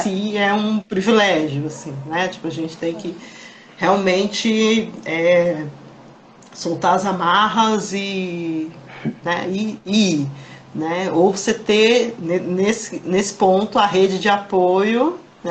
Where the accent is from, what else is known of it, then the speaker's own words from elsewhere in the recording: Embu das Artes, São Paulo, Brazil; Eu sou de Embu